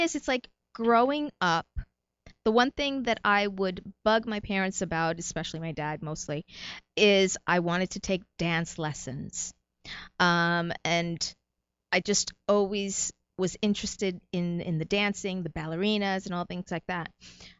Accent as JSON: {"language": "English", "region": "New Jersey", "country": "United States", "tie": "born or raised there", "also_born_or_lived": "New York / Puerto Rico", "said": "Actually, I was not born in Puerto Rico, but my parents were. I was born in New York. So New York born, New Jersey raised, 2 years in Puerto Rico."}